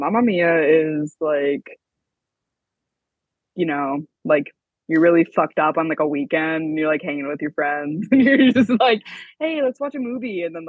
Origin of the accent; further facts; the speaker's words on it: Midwest, United States; now in Los Angeles, United States; Yeah, I mean, since I'm from the Midwest, I'm kind of desensitized to it.